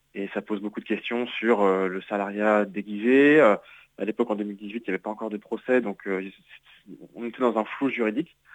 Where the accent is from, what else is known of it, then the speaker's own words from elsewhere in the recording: Nantes, Pays de la Loire, France; je suis nantais